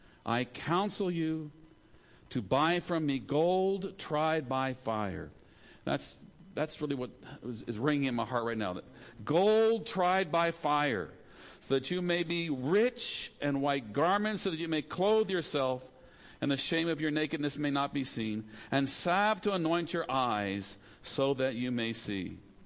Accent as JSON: {"language": "English", "region": "California", "country": "United States", "tie": "born there", "also_born_or_lived": "Maryland / Zimbabwe / Philippines", "said": "So I was born in California, lived in Maryland, lived in Zimbabwe, lived in the Philippines, went to college 4 or 5 different places, so I'm all mixed up."}